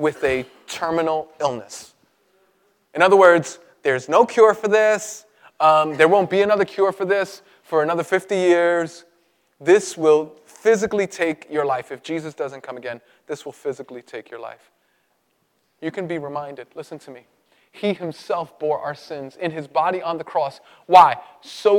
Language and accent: English; New York City, New York, United States; I grew up in Brooklyn, and when Brooklyn was real bad. In the 80s